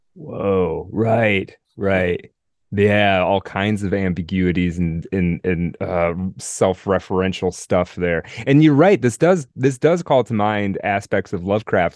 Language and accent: English; Midwest, United States; I'm a Midwesterner